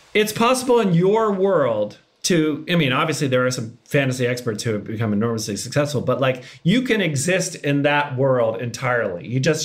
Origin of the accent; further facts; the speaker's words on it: Massachusetts, United States; moved away; I was long gone from Massachusetts.